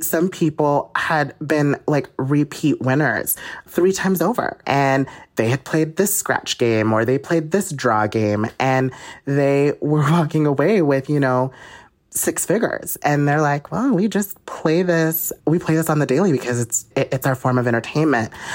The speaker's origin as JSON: {"language": "English", "region": "Utah", "country": "United States", "said": "I'm from Utah"}